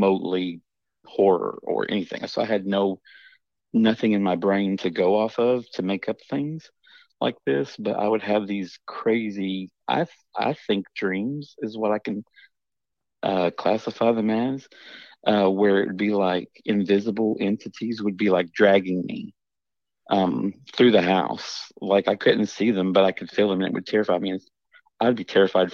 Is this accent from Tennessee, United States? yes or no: no; the Ozarks, Missouri, United States; I'm from Missouri. and it's down the Ozarks.